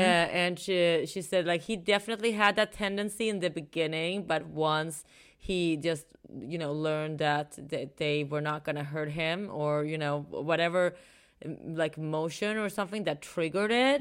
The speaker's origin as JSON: {"language": "English", "country": "Sweden", "moved": "yes", "said": "I'm from Sweden"}